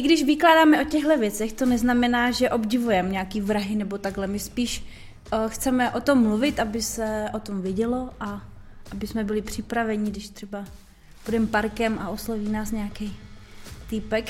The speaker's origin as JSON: {"language": "Czech", "town": "Brno", "region": "South Moravian Region", "country": "Czechia", "said": "jsme Brňáci"}